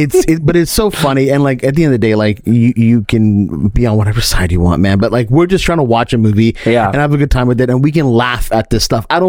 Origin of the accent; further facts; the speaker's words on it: Pakistan; I'm Pakistani for all those who are wondering.